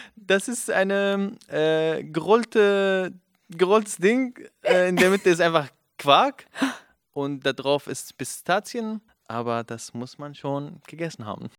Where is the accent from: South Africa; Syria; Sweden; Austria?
Syria; Aleppo, Aleppo Governorate; first language Kurdish; German is a second language; moved away as an adult; also born or lived in Afrin, Syria; now in Berlin, Germany; ich bin syrischer Kurde aus Aleppo bin in Aleppo aufgewachsen, geboren